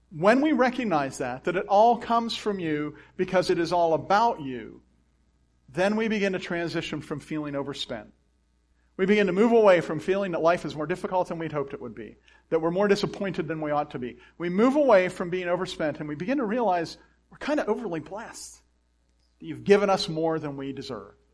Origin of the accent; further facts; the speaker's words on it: Clearfield County, Pennsylvania, United States; We're from Clearfield County